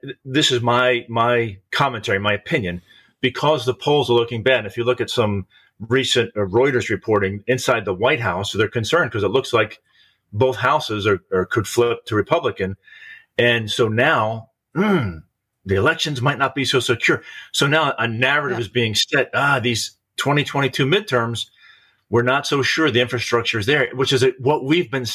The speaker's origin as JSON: {"language": "English", "region": "Pennsylvania", "country": "United States", "said": "my home state"}